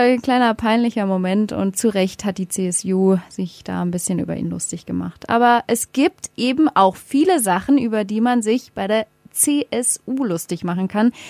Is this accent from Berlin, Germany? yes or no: yes; Berlin, Germany; ich komme aus Berlin